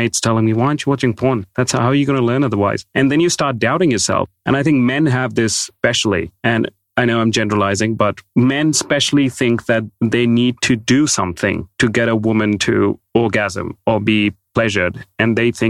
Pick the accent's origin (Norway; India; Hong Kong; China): India; I grew up in India